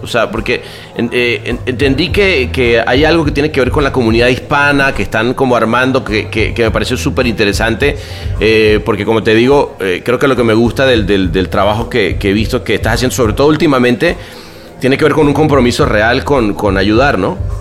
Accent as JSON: {"language": "Spanish", "country": "Venezuela", "also_born_or_lived": "Mexico", "moved": "yes", "lives_now": "Los Angeles, United States", "said": "me salí de Venezuela, luego me, fui a México, ahora vivo en Los Ángeles"}